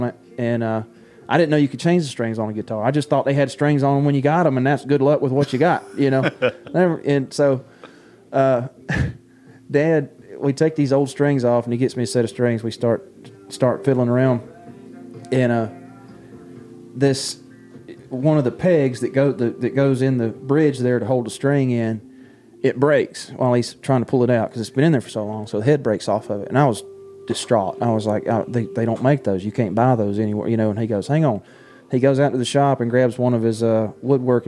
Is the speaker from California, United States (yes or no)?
no; Baxley, Georgia, United States; I grew up in Baxley, Georgia